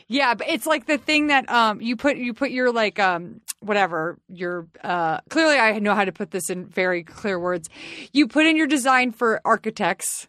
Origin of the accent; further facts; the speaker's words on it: the South, United States; I'm from the South.